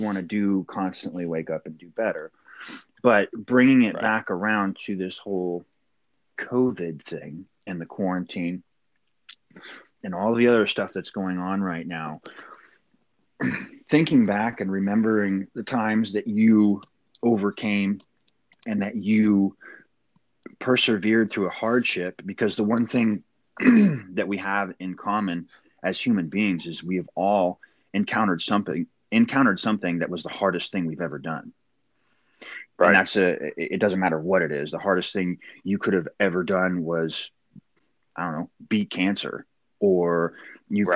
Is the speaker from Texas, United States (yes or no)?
no; Port Angeles, Washington, United States; moved away as an adult; also born or lived in Camp Lejeune, North Carolina; now in Poconos, Pennsylvania, United States; I grew up in Port Angeles, Washington, the Pacific Northwest